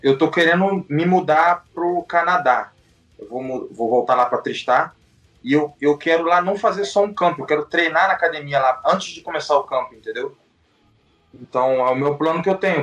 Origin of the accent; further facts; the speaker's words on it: Brazil; nós somos brasileiros